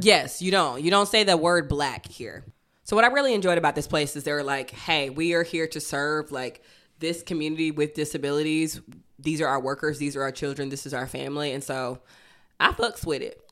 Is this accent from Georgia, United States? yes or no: yes; Athens, Georgia, United States; born or raised there